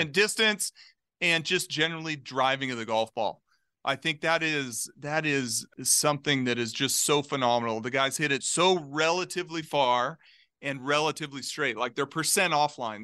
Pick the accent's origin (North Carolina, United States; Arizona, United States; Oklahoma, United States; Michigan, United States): Arizona, United States; Globe; Globe, Arizona, like, little small mining town, two hours east of Phoenix